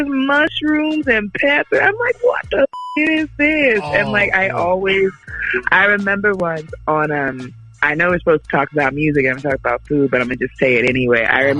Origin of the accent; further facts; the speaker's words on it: Philadelphia, Pennsylvania, United States; I'm from Philly